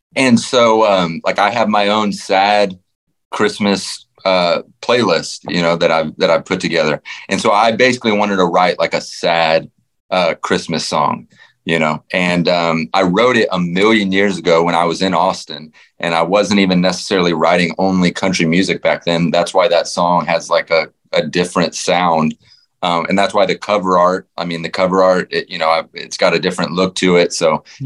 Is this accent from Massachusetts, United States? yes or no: no; Fort Worth, Texas, United States; I grew up in the suburbs, you know, uh, but just being in Fort Worth